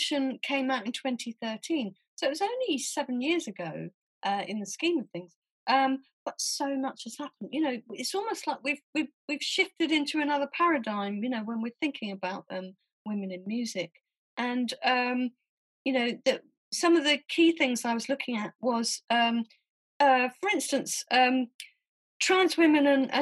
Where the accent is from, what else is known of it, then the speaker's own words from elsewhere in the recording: Southampton, South East England, United Kingdom; moved away as an adult; also born or lived in Leeds / London; I grew up in Southampton, which is a very small town on the South Coast.